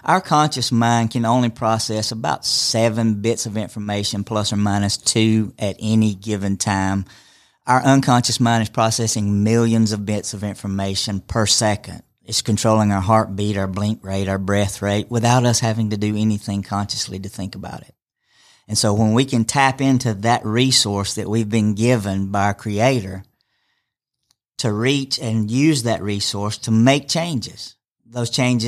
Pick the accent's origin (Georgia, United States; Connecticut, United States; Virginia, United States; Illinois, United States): Georgia, United States; Rome; I'm from here in Rome.